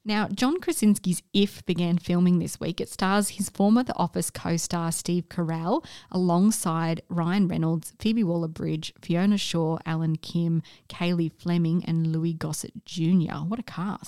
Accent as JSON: {"language": "English", "country": "Australia", "said": "as an Australian"}